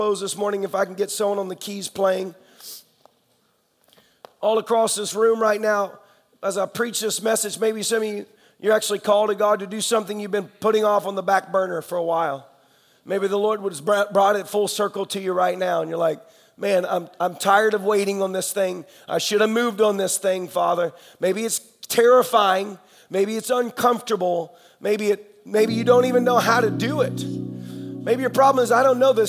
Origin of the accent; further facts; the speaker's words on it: Tennessee, United States; I'm the redneck from Tennessee